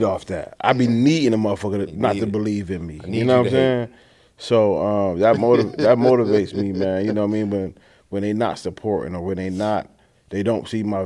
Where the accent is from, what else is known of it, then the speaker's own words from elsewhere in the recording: Buffalo, New York, United States; I come from Buffalo, New York.